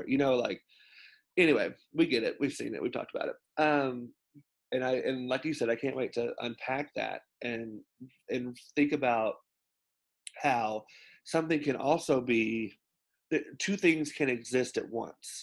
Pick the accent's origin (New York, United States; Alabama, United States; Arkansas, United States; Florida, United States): Arkansas, United States; I grew up in the South in Arkansas, right smack dab in the middle of the Bible Belt